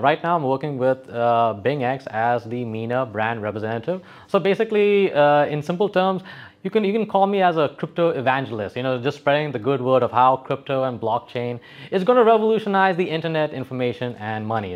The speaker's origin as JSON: {"language": "English", "region": "Dubai", "country": "United Arab Emirates", "tie": "born or raised there", "also_born_or_lived": "West Texas, United States", "said": "I was actually born and brought up in Sunnyside, Dubai. I used to live in the old side of, uh, Dera."}